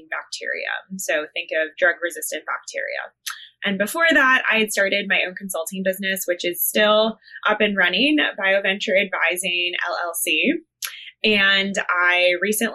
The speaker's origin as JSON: {"language": "English", "town": "Ann Arbor", "region": "Michigan", "country": "United States", "tie": "born or raised there", "also_born_or_lived": "Connecticut / Massachusetts / Pennsylvania / North Carolina", "moved": "yes", "lives_now": "Chicago, United States", "said": "I grew up in the Midwest. I consider myself a very deep Midwesterner"}